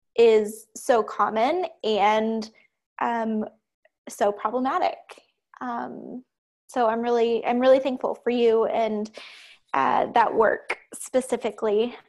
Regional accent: Ohio, United States; I grew up in Ohio, in the middle of nowhere, on a farm

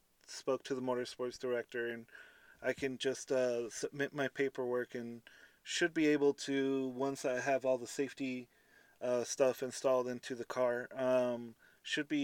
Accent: Southern California, United States; I'm from SoCal, so we don't understand this thing called rain

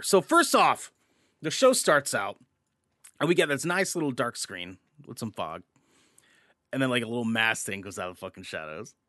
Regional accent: Portland, Oregon, United States; we're from Portland. We, we live here in Portland

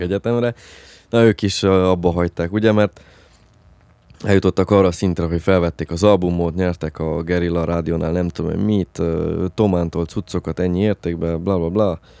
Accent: Transylvania, Romania; Nálunk Erdélybe

